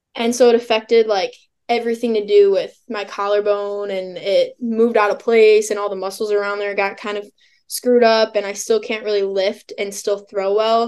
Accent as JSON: {"language": "English", "region": "Illinois", "country": "United States", "said": "I'm from Illinois, and so I went to Illinois State."}